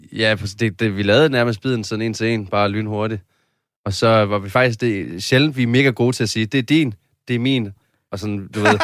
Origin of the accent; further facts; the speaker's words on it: Padborg, Southern Denmark, Denmark; moved away as an adult; now in Copenhagen, Denmark; hvor jeg kommer fra, var der intet. Jeg kommer fra Padborg jo